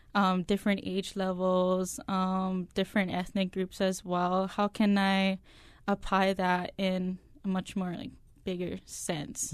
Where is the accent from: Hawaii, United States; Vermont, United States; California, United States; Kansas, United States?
Hawaii, United States; Nanakuli; I'm coming from Nanakuli, I do attend this church.